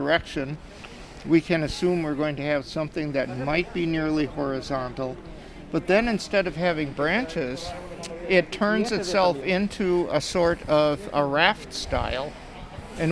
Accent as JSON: {"language": "English", "town": "Puyallup", "region": "Washington", "country": "United States", "said": "I'm from Puyallup, Washington"}